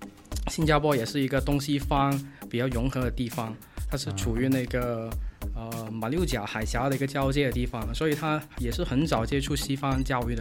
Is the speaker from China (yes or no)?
yes; Guangdong, China; Chinese is a second language; 请原谅一下我的普通话可能不是那么标准，因为我也来自咱们大粤区。